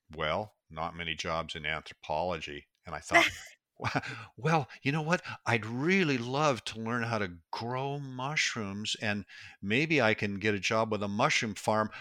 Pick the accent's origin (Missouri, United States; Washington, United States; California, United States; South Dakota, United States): Washington, United States; Pacific Northwest; I was born and raised in the Pacific Northwest, and it's such a beautiful place. We have forests. It's the Evergreen State